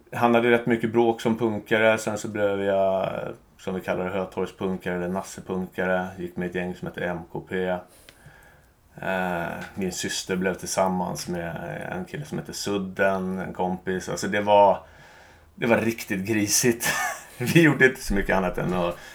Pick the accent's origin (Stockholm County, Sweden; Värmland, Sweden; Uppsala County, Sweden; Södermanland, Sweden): Stockholm County, Sweden; Stockholm; jag är uppvuxen i en eh, jättebra familj med mamma, pappa, två systrar i Bromma.